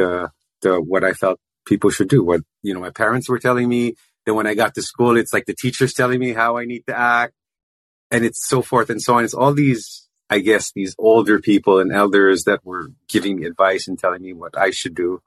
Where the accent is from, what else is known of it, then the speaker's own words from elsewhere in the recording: Philippines; I grew up in the Philippines, raised Roman Catholic